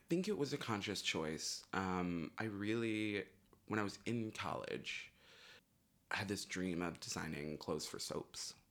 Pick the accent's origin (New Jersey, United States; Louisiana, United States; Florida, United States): Florida, United States; I'm from, I grew up in Florida